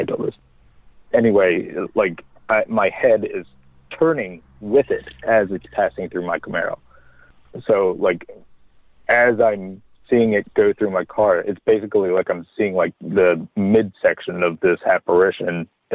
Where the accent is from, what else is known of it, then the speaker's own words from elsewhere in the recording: Maryland, United States; moved away as an adult; also born or lived in North Carolina; I'm born and raised in Maryland, and right out of high school, I took off and moved to North Carolina, just north of Charlotte